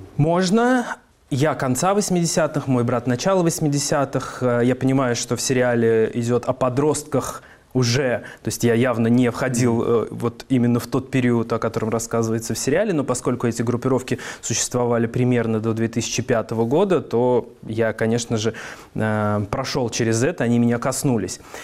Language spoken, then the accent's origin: Russian; Kazan, Tatarstan, Russia; Я из Дербышек. Это район, собственно, Казани